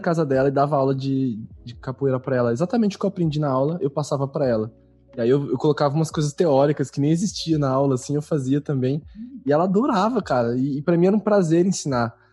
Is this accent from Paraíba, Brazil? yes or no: no; São Paulo, Brazil; now in Porto Alegre, Brazil; atualmente eu moro em Porto Alegre, mas eu sou natural de São Paulo